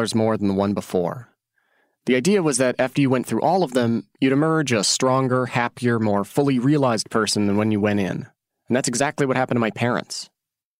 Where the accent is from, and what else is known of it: Oregon, United States; born or raised there; moved away as an adult